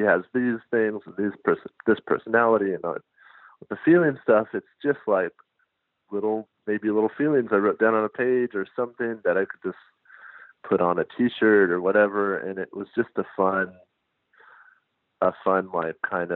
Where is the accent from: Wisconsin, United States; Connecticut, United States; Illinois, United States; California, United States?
California, United States; Los Angeles; I'm from Los Angeles